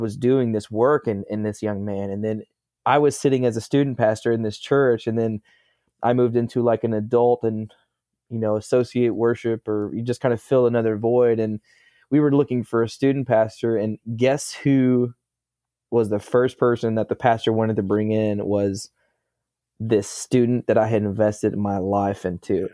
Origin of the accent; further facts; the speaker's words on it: Gravette, Arkansas, United States; I'm from Gravitt, Arkansas